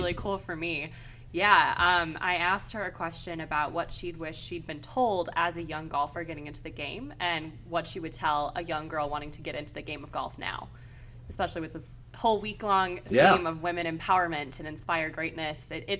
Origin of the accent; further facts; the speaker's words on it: Lake Forest, Illinois, United States; Lake Forest, Illinois.